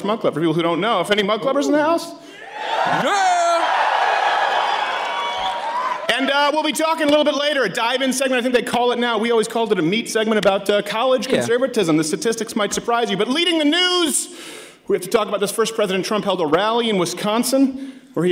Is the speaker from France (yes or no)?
no; Canada; now in United States; my home country of Canada, where I was raised.